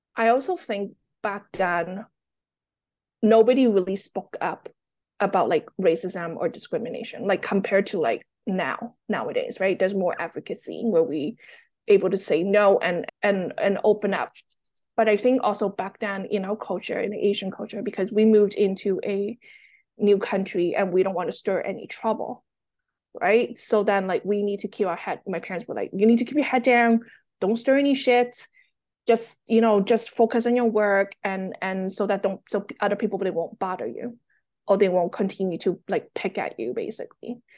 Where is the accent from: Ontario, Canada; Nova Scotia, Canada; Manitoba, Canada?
Ontario, Canada; Toronto; English is a second language; also born or lived in Hong Kong; My family and I, we moved from Hong Kong to Toronto in the nineties